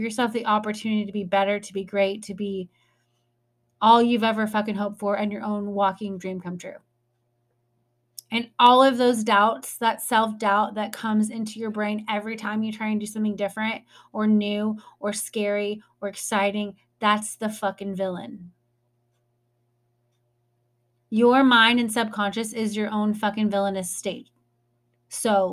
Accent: North Midwest, United States; I'm from the North Midwest

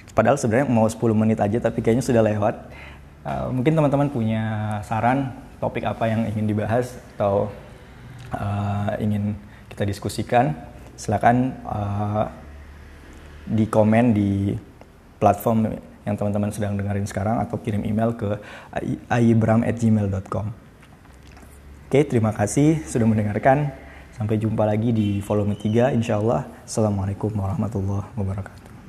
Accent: Palu, Central Sulawesi, Indonesia; moved away as an adult; also born or lived in Bandung; di kampung halaman saya di Palu

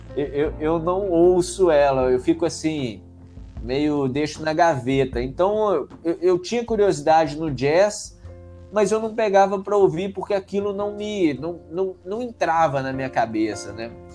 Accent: Conselheiro Lafaiete, Minas Gerais, Brazil; also born or lived in Belo Horizonte; now in São Paulo, Brazil; sou de Conselheiro Lafayette, e aí, é, né, no interior de Minas ali, é uns 100 quilômetros de BH

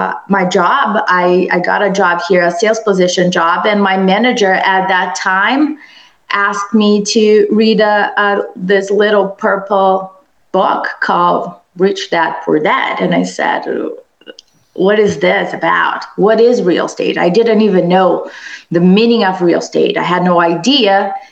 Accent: Brazil; English is a second language; moved away as an adult; now in United States; I was born and raised in Brazil and I came to the US for my master's degree.

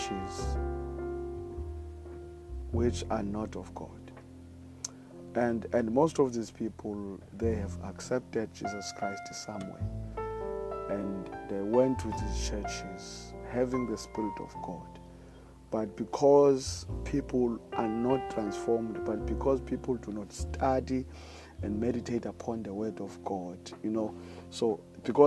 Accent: South Africa; I live in South Africa. I'm from South Africa

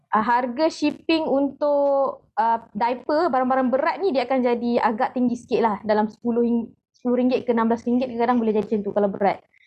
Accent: Pasir Mas, Kelantan, Malaysia; now in Hulu Selangor, Malaysia; saya asal Kelantan di uh, Pasir Mas selalu tapi sekarang tinggal di Hulu Selangor

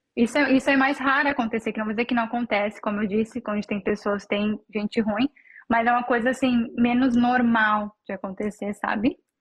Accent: Novo Hamburgo, Rio Grande do Sul, Brazil; first language Portuguese; moved away as an adult; now in New Zealand; eu sou de Novo Hamburgo, no Rio Grande do Sul

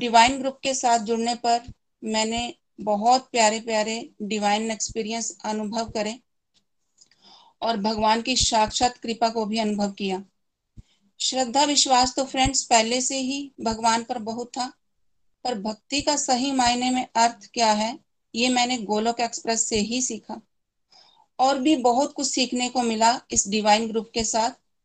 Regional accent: Chamba, Himachal Pradesh, India; चंबा से बिलोंग करती हूँ

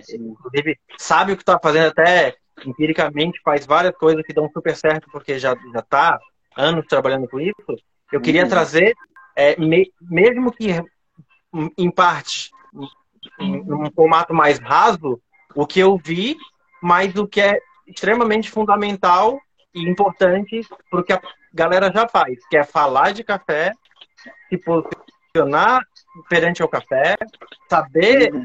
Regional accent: Florianópolis, Santa Catarina, Brazil; accent: Manezinho; sou de Floripa aqui mesmo. É, dá pra, vai dar para perceber pelo sotaque

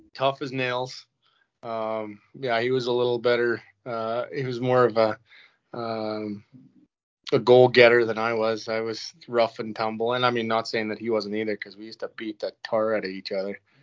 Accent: Brock, Saskatchewan, Canada; moved away; also born or lived in Rosetown, Saskatchewan; we're from Brock

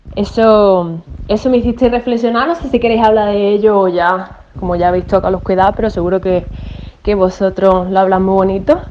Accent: Málaga, Andalusia, Spain; moved away as an adult; now in Australia; soy de Málaga, pero estoy mandando este audio de Australia. Llevo ocho años viviendo aquí

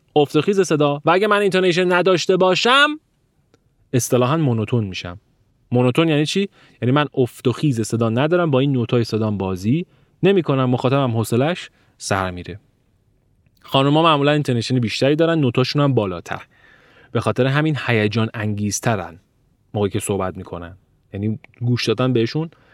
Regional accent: Iran; من ایرانی هستم

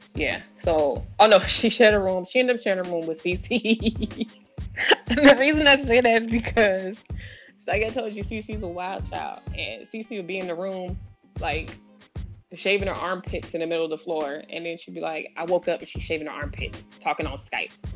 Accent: San Diego, California, United States; moved away as an adult; I'm originally from San Diego

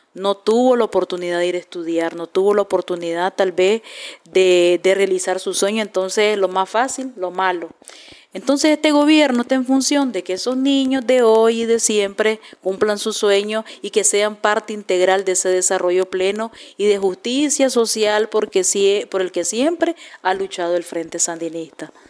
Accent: Nicaragua; como nicaragüenses

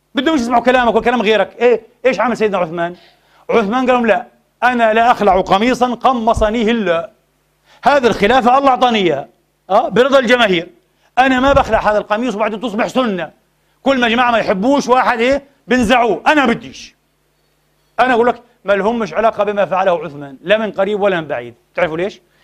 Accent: Palestine; now in Vienna, Austria; وأنا فلسطيني أنا شامي

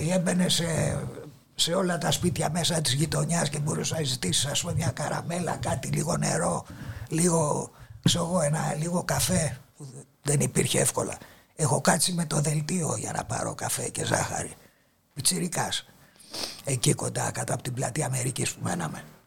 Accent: Athens, Attica, Greece; Γεννήθηκα εδώ στην Αθήνα, επί τη Πατησίων

